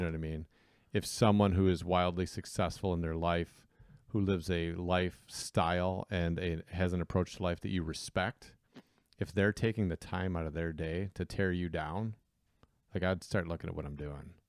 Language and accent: English; Southeast Michigan, United States; we're from Southeast Michigan.